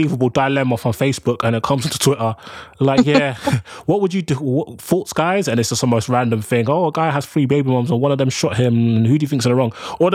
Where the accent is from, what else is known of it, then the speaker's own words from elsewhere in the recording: London, United Kingdom; also born or lived in Birmingham; I'm from London